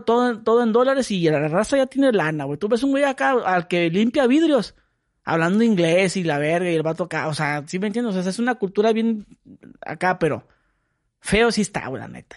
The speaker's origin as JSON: {"language": "Spanish", "town": "Mexicali", "region": "Baja California", "country": "Mexico", "said": "yo soy de Mexicali. Mexicali es bonito."}